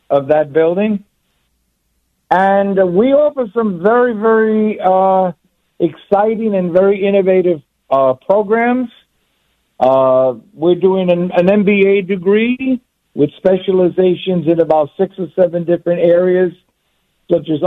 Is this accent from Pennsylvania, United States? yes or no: no; New York City, New York, United States; I was born and raised grew up on Ninth Street between 1st and 2nd Avenue, now known, then known as the Lower East Side, now known as the East Village, about three blocks away from the wonderful Fillmore East.